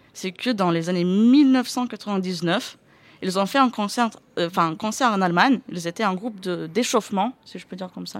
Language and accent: French; Lithuania; chez nous en Lituanie